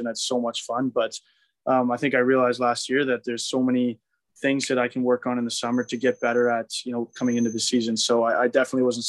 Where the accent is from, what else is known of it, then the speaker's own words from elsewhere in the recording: Waterloo, Ontario, Canada; moved away; I was back home in Canada. I'm from Waterloo, which is a little bit south of Toronto.